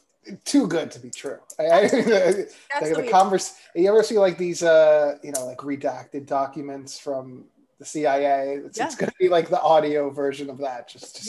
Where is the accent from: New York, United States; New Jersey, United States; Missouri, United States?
New Jersey, United States; Bergen County; now in Astoria, United States; Bergen County, New Jersey, close to Norwood.